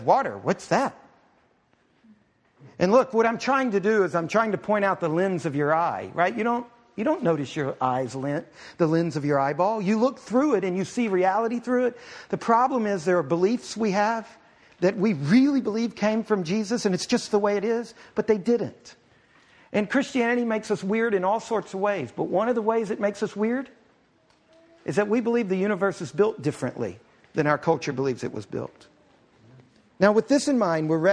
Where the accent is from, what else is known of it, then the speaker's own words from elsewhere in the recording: Houston, Texas, United States; moved away; I grew up in Houston. In Houston, Texas